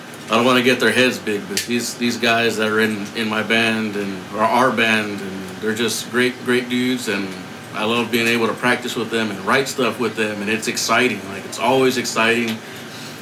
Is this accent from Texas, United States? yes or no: yes; San Antonio, Texas, United States; and I'm from San Antonio